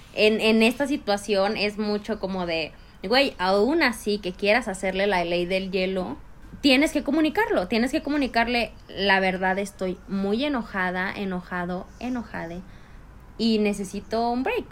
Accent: Chihuahua, Mexico; now in Mexico City, Mexico; Chihuahua es súper difícil que alguien te haga un cumplido

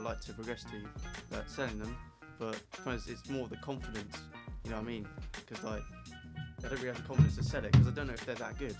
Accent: India; Yeah, and for the viewers, I am actually Indian. Like, I genuinely am Indian.

